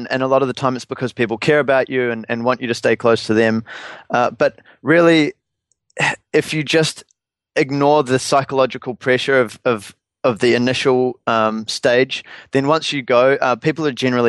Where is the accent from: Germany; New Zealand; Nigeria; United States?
New Zealand; it did make me feel like while growing up in New Zealand can be a barrier in terms of travel distance, it doesn't have to be a barrier in terms of business success.